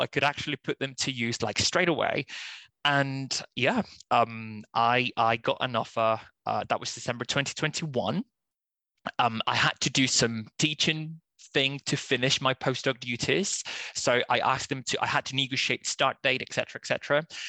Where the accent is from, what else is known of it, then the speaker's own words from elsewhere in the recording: Spain; first language Spanish; English is a second language; moved away as an adult; I'm originally from Spain, so I just did uh, all my kind of university ed- education there mostly